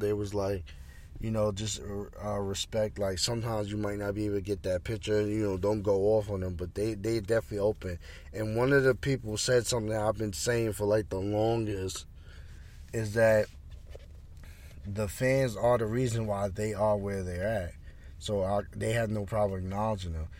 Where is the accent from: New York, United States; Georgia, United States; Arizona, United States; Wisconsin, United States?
New York, United States; Roosevelt; my hometown, Roosevelt